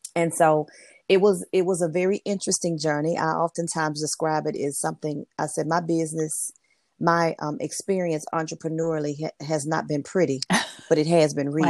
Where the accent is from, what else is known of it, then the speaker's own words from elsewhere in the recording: Memphis, Tennessee, United States; moved away as an adult; also born or lived in Mississippi; now in North Carolina, United States; I'm originally originally from Memphis, Tennessee, I'm currently now living in the state of North Carolina